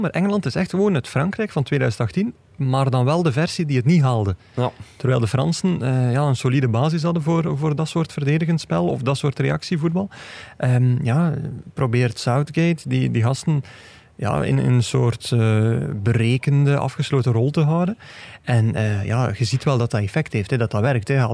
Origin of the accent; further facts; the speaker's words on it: Belgium; Nou, en we kunnen eigenlijk ook als Belgen zeggen